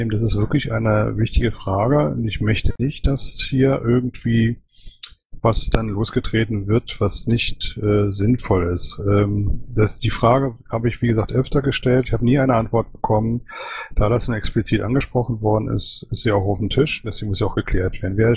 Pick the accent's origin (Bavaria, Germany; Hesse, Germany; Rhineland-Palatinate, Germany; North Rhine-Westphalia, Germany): North Rhine-Westphalia, Germany; Cologne; Ich bin ja Kölner, ne? Also mal so ein paar Informationen.